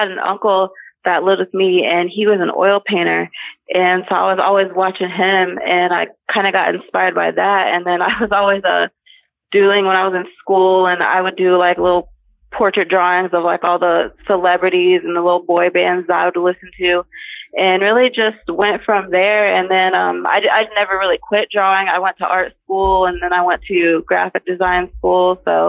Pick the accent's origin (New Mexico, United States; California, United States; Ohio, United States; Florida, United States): Ohio, United States; Yes, I was. Yep. Lived here my entire life.